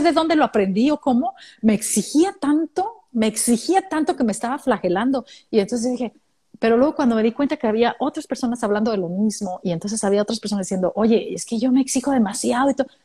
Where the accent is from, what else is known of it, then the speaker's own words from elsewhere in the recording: Mexico; moved away as an adult; now in Australia; de México